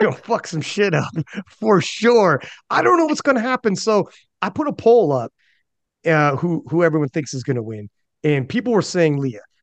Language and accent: English; Canada; I'm Canadian